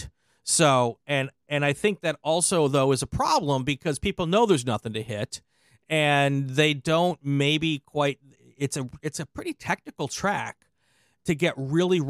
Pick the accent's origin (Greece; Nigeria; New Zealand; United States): United States; Wisconsin; I'm from Wisconsin